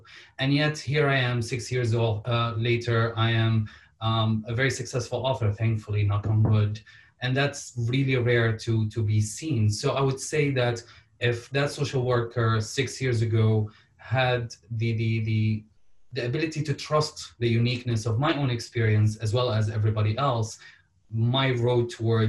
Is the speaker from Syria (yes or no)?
yes; Damascus, Damascus Governorate, Syria; now in Canada; I am Syrian. I am from Syria originally, and now I'm Canadian and I'm from Canada too. So I answer this question such as, I am Syrian or I was born in Damascus and now I'm Canadian.